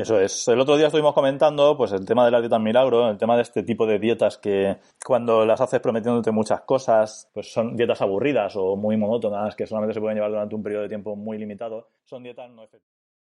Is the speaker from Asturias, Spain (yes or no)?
no; Elda, Valencian Community, Spain; yo soy de Elda